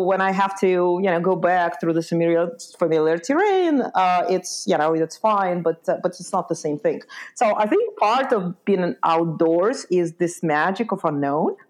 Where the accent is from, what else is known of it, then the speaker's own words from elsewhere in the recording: Lithuania; moved away; also born or lived in Ukraine; So I was born in Ukraine, uh, and I grew up in Lithuania.